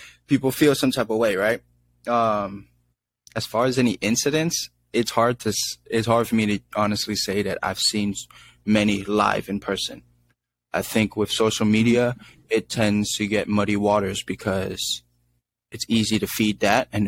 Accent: San Francisco, California, United States; I grew up in San Francisco, and I grew up with so many different people

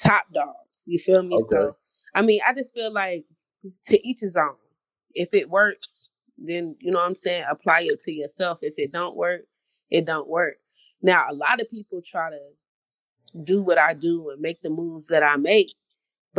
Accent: Raleigh, North Carolina, United States; also born or lived in Fuquay-Varina, North Carolina; I'm from Raleigh, North Carolina. Born and raised, but my roots run all the way deep to, like, Baton Rouge, Louisiana

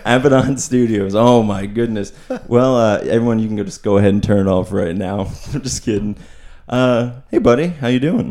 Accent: Pottsville, Pennsylvania, United States; also born or lived in Oregon

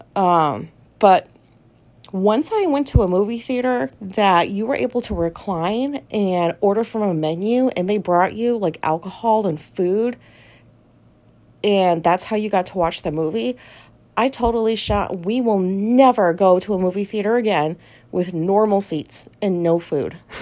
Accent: Japan; moved away; I was raised in Japan

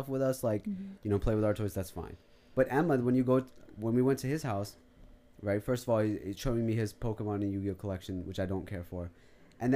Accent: Pakistan; moved away; I grew up in Pakistan with, like, you know, a ton of cousins

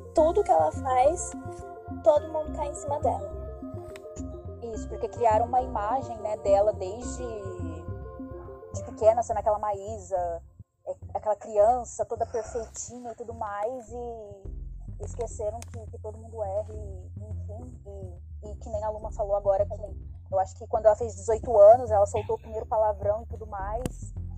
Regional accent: Ribeirão Preto, São Paulo, Brazil; sou de Ribeirão Preto, interior de São Paulo

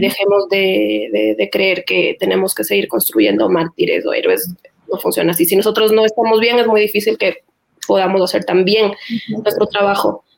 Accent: Ecuador; como ecuatorianos

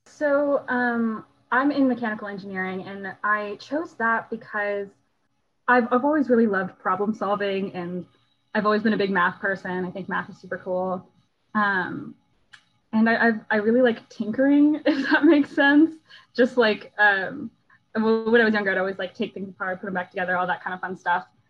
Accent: Houston, Texas, United States; I grew up in Houston

